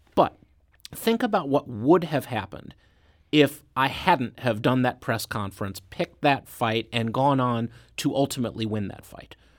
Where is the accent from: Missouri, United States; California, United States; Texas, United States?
Missouri, United States; Clayton; also born or lived in Olivette, Missouri; I grew up right here in Saint Louis County. My parents still live in the same house in Clayton that I lived in.